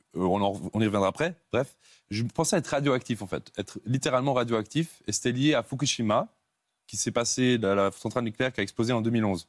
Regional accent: Switzerland; Je suis suisse.

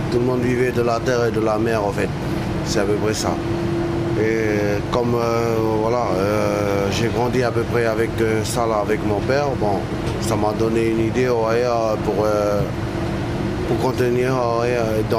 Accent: Wallis & Futuna; Et comme je ne suis pas d'ici, bon. T'es originaire d'où euh, De Wallis.

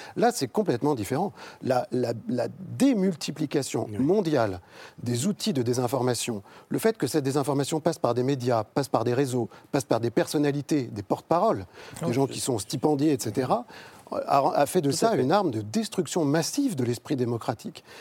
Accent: France; En tant que Français

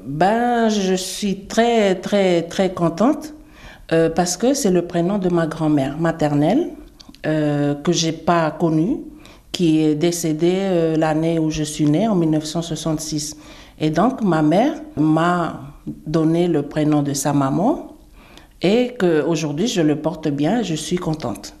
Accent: Wallis, Wallis & Futuna; Trois prénoms parce que chez nous à Wallis

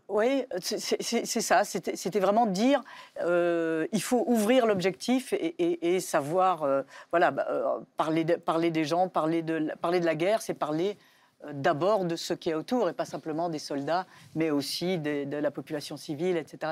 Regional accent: Belgium; now in France; je suis française, mais j'ai grandi en Belgique

